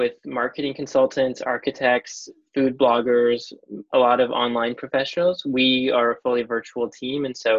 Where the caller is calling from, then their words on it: Vancouver, British Columbia, Canada; I am calling from Vancouver, British Columbia.